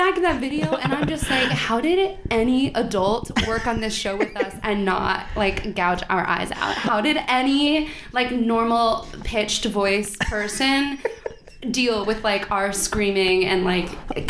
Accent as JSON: {"language": "English", "town": "San Diego", "region": "California", "country": "United States", "moved": "as an adult", "lives_now": "New York, United States", "said": "I'm from San Diego, mm-hmm. And so the cold weather never quite... resonates with me."}